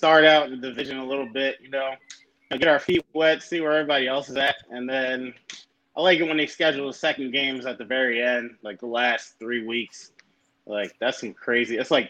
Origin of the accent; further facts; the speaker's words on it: outside Philadelphia, Pennsylvania, United States; So I'm from outside Philly, actually.